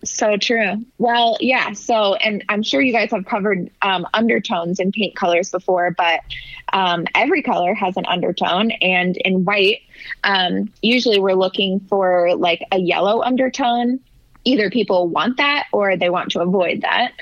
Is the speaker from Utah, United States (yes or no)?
no; California, United States; moved away; I'm actually originally from California